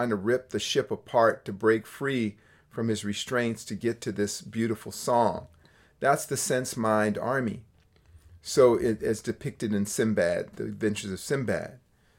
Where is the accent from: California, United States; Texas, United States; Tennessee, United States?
California, United States; Berkeley; It's strange for me to hear that because I grew up in Berkeley, California as a child.